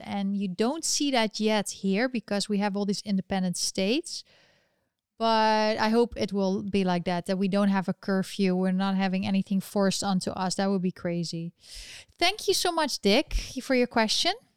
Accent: Netherlands; accent: European; we are from the Netherlands. We're actually Dutch

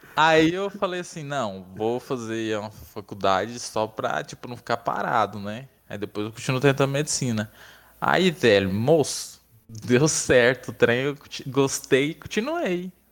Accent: Barro Alto, Goiás, Brazil; moved away as an adult; now in Goiânia, Brazil; Sou de Barro Alto.

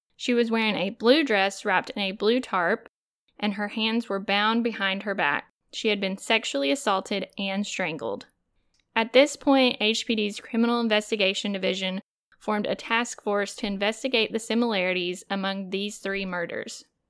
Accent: North Carolina, United States; moved away as an adult; now in Oahu, United States; I do live here in Hawaii, but I'm from North Carolina

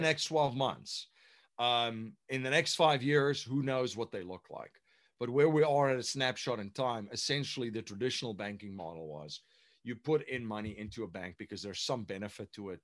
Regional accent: South Africa; moved away as an adult; now in United States; I'm originally from South Africa. So um, I came to the United States in the, uh, well, 2001

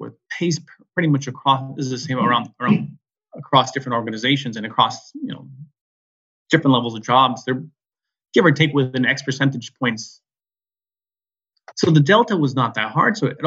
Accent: San Francisco Bay Area, California, United States; I'm American, born in California, San Francisco Bay Area.

